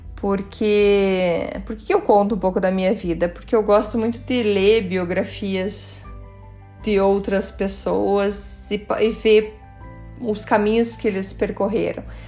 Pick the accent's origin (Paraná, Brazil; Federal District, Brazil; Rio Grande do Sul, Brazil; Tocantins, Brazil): Paraná, Brazil; Curitiba; first language Portuguese; also born or lived in Germany; Eu nasci em Curitiba